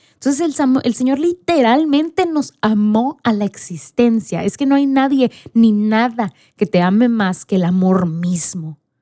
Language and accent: Spanish; Mexico; yo era la única mexicana